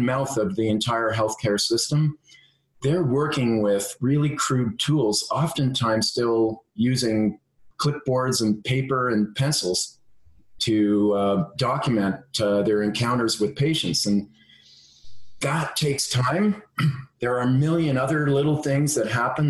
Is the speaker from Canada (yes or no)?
yes; Ontario, Canada; I come from Ontario, and I'm the son of an engineer